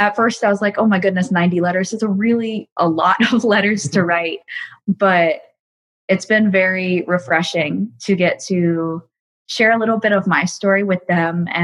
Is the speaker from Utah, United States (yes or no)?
no; Atlanta, Georgia, United States; I'm 19 years old, and I'm from Atlanta, Georgia